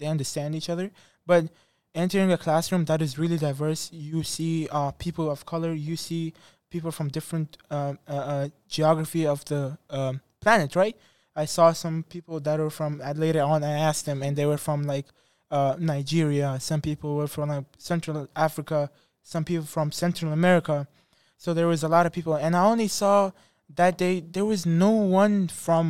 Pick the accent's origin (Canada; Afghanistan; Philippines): Afghanistan; English is a second language; now in United States; I'm from Afghanistan